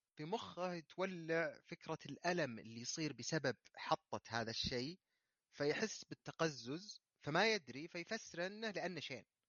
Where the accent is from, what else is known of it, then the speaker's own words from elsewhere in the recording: Saudi Arabia; عندنا في السعوديه